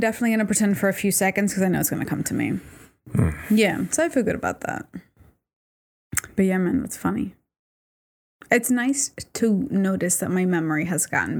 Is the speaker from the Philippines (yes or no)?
no; Puerto Rico; Oh, you're from Puerto Rico. I'm from Puerto Rico, too.